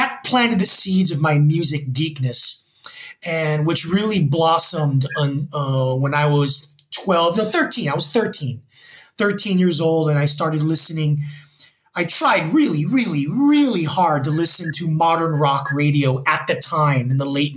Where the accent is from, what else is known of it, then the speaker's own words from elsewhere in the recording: Union City, New Jersey, United States; now in Gwangju, South Korea; I was born in Union City, New Jersey in 1975.